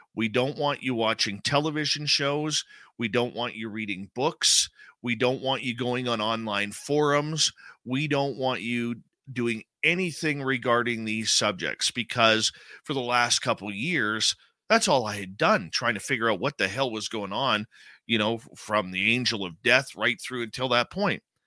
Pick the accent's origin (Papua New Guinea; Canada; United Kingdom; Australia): Canada; Abbotsford, British Columbia; I grew up in Abbotsford, British Columbia